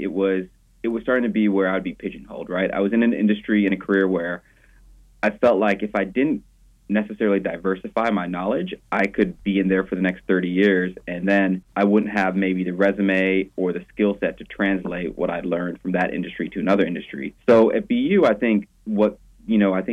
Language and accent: English; Jackson, Mississippi, United States; moved away as an adult; also born or lived in Iowa / Boston; now in Dallas, United States; I'm originally from Jackson, Mississippi